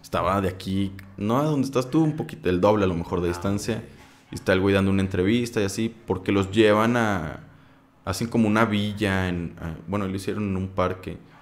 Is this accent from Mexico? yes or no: yes; Saltillo, Coahuila, Mexico; Soy de Saltillo